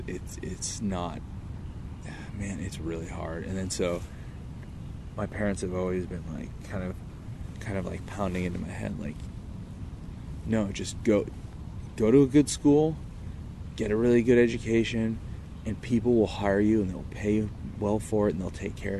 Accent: Irvine, California, United States; growing up in Irvine without money.

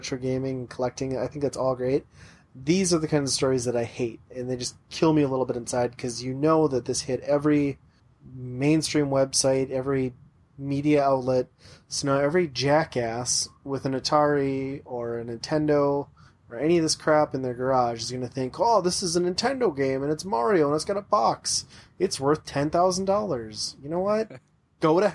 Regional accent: Upper Midwest, United States; in the upper Midwest, we all grew up in really small towns

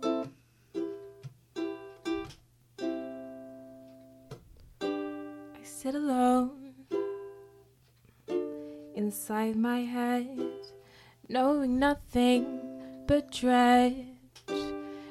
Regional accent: Melbourne, Victoria, Australia; also born or lived in London / Devon; I was born in England and I lived there till I was about five. We lived in London first and then Devon, which is like a further out, smaller kind of townish kind of and then we moved over to Melbourne when I was about six

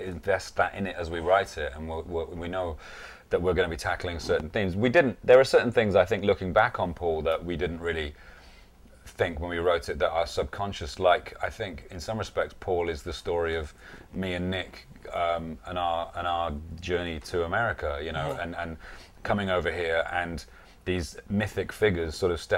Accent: England, United Kingdom; us as British people

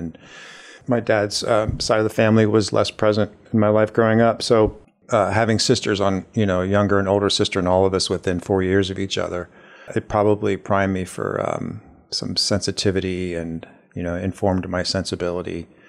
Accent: Ohio, United States; now in Kingston, United States; So I grew up in Ohio, just south of Columbus. I'm one of five children.

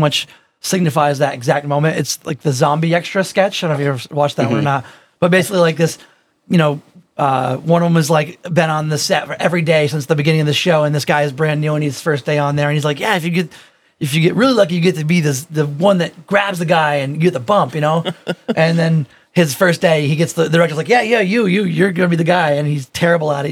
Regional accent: Vermont, United States; now in Western Massachusetts, United States; born and raised in Vermont

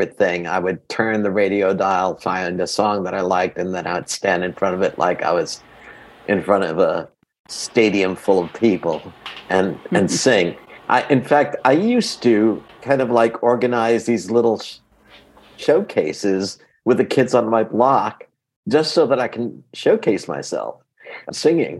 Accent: New York City, New York, United States; first language Greek; English is a second language; also born or lived in London, England; I lived in Astoria, Queens

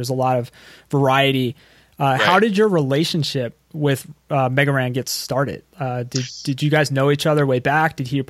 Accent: Philadelphia, Pennsylvania, United States; I'm from the Philadelphia area

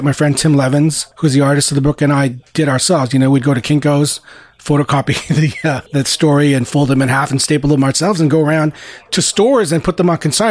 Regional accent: Montreal, Quebec, Canada; also born or lived in Philippines; growing up in Montreal, you know, Montreal being a very European, you know, Francophone city

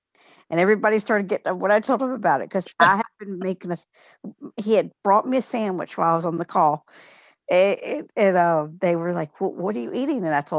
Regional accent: Alexandria, Virginia, United States; I'm from Alexandria, Virginia.

